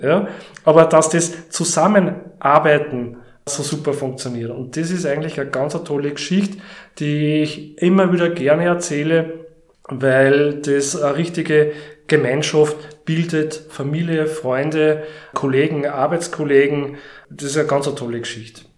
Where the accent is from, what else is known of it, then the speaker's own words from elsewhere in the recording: Steyr, Upper Austria, Austria; moved away as an adult; now in Mühlviertel, Austria; ich komme ja ursprünglich aus Steyr